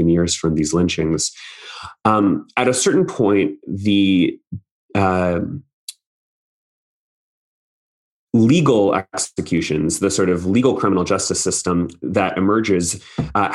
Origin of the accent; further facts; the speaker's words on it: Austin, Texas, United States; I grew up in Austin